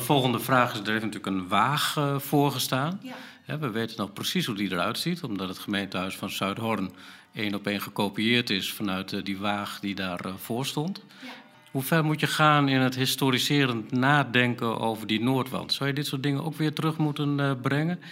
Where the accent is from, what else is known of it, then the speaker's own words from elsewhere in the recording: Groningen, Netherlands; als Groningers